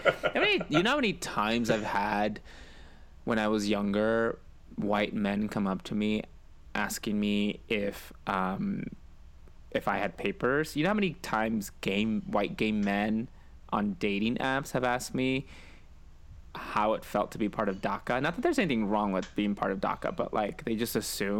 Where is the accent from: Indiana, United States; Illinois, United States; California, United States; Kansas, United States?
California, United States; born or raised there; also born or lived in Mexicali, Mexico